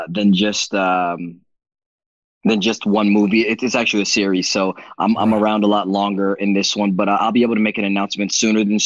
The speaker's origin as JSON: {"language": "English", "country": "Belize", "said": "I'm from Belize"}